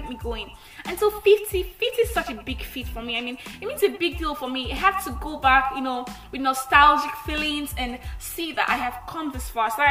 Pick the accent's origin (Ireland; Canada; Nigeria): Nigeria; I'm the Nigerian Christian Talkaholic